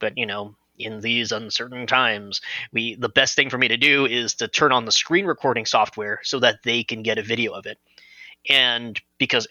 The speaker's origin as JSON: {"language": "English", "town": "Los Angeles", "region": "California", "country": "United States", "said": "I'm originally from Los Angeles."}